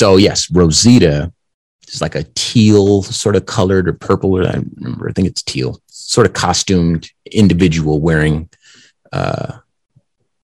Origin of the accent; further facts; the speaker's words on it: Compton, California, United States; I'm from California. That's where I was born, from Compton